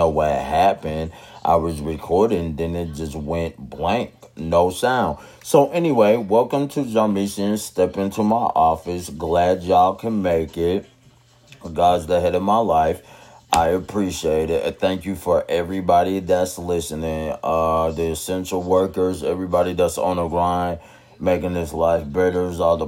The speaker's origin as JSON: {"language": "English", "town": "Tulsa", "region": "Oklahoma", "country": "United States", "tie": "born or raised there", "said": "my hometown"}